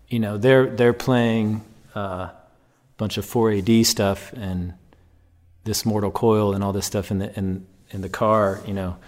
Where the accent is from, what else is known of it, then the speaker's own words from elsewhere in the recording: Chicago, Illinois, United States; I grew up in Chicago on the North Shore